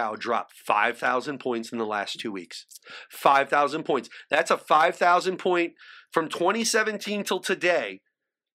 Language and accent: English; St. Louis, Missouri, United States; I grew up in St. Louis, Missouri